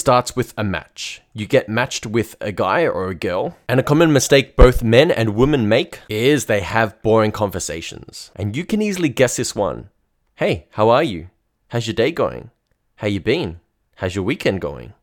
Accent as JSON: {"language": "English", "town": "Melbourne", "region": "Victoria", "country": "Australia", "said": "I'm from Melbourne in Australia"}